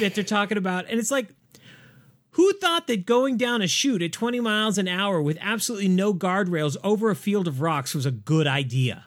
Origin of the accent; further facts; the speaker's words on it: San Diego, California, United States; the SeaWorld that I grew up next to in San Diego